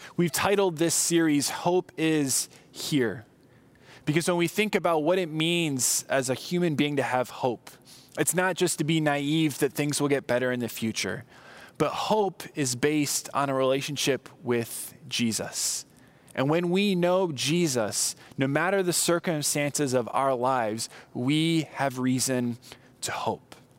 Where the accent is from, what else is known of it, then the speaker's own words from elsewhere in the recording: Southern California, United States; I grew up in Southern California